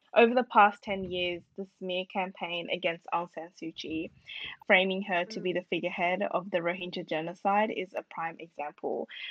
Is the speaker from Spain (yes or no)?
no; Australia; as an Australian Burmese student